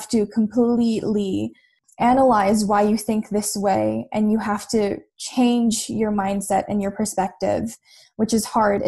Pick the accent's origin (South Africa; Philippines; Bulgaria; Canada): Philippines; And I think that's what being Filipino is. We always want to be better.